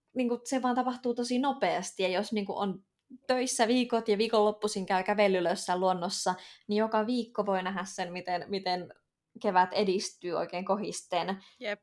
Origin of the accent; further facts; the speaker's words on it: Finland; moved away as an adult; mä tuun Suomesta